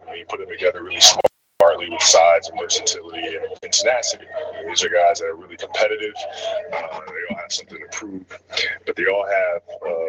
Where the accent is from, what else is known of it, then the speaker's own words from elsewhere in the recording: Italy; moved away; growing up in Italy